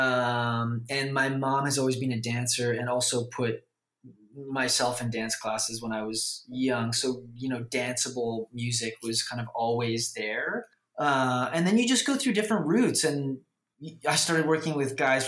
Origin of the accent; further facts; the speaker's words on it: Vancouver, British Columbia, Canada; I grew up in Vancouver